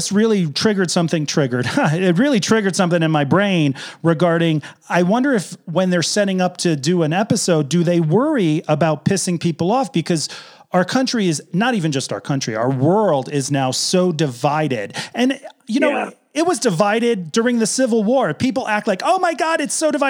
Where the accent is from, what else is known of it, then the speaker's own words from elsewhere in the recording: New England, United States; I'm from New England